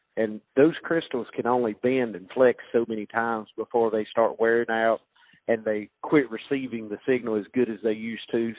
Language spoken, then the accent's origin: English; North Carolina, United States; my home state